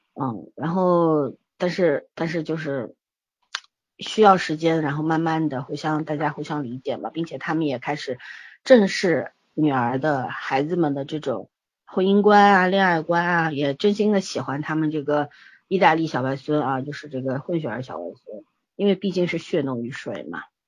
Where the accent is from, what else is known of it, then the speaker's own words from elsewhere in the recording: China; 我们中国人